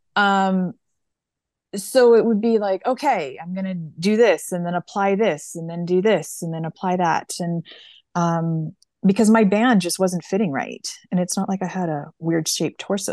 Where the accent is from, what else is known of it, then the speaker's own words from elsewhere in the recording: Canada; we're Canadian